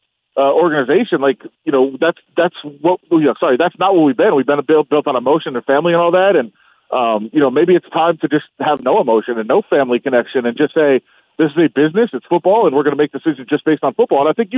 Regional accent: Las Vegas, Nevada, United States; oh, my God, this is in Vegas, my hometown.

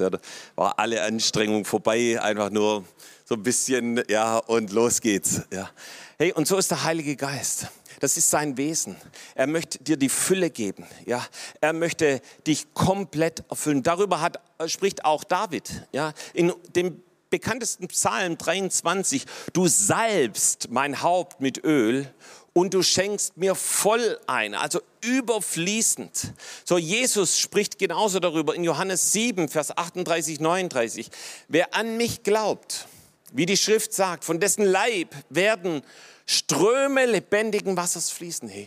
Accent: Baden-Württemberg, Germany; so als Schwabe hält man das fast nicht aus, wenn, wenn das dann überfließt

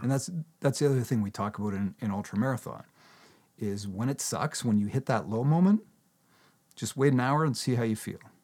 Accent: Canada; I'm a Canadian, I talk in kilometers

